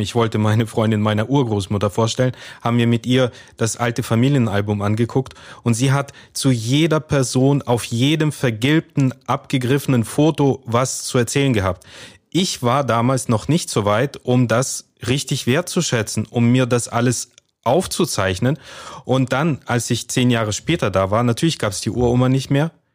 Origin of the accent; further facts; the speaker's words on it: Kazakhstan; now in Germany; Wir sind, äh, alle drei in Kasachstan geboren.